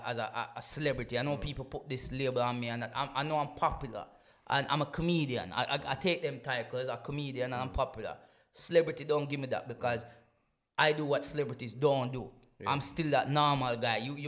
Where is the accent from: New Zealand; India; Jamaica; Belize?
Jamaica; now in United Kingdom; I grew up in Jamaica, which is in the Caribbean